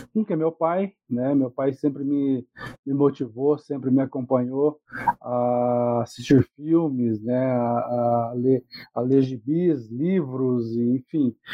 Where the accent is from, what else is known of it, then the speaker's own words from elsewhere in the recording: Andirá, Paraná, Brazil; moved away; lá de Andirá, cidade onde eu morei do, mais, por mais de 20 anos, né? Minha cidade, na minha terra natal